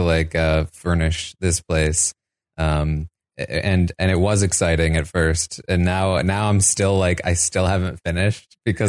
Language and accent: English; Maine, United States; moved away as an adult; also born or lived in Boston, Massachusetts; now in San Diego, United States; I grew up in Maine. And then I lived in Boston for a while because I went to college there. I just moved to San Diego.